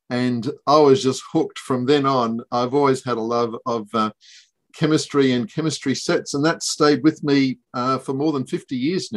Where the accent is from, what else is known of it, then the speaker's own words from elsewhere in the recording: Ayr, Queensland, Australia; moved away as an adult; also born or lived in Brisbane; I grew up in Ayr in North Queensland and then came down to UQ to do dentistry